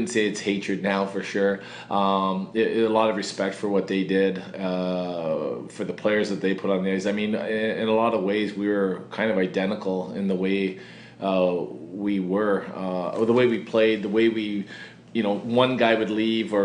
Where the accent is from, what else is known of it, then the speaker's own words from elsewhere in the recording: Ontario, Canada; I'm from Ontario